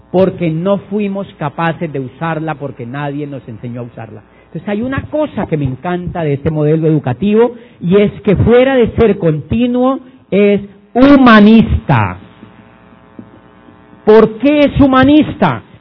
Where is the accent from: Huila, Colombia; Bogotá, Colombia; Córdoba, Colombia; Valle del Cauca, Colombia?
Huila, Colombia; Neiva; yo cuando yo soy de Neiva y cuando yo tenía la edad de entrar a la universidad vi en una revista Diners que decía yo quería estudiar derecho